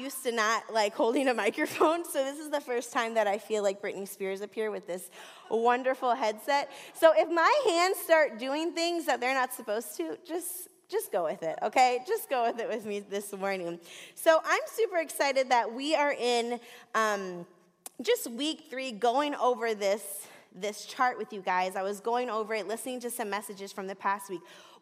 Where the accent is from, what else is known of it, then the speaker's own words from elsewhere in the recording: Florida, United States; also born or lived in Southwest Detroit; now in Detroit, United States; I'm from Florida